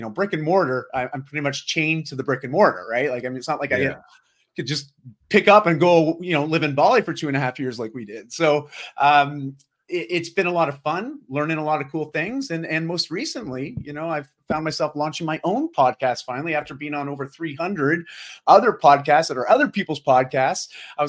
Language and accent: English; Ontario, Canada; moved away as an adult; now in Vancouver, Canada; I grew up just outside of Toronto, Ontario, so the eastern side of Canada, or more mid-east, and moved up to Vancouver when I was 18 after I graduated high school.